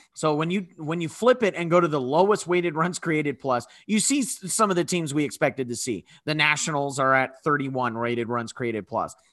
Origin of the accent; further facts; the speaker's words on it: California, United States; I'm from California.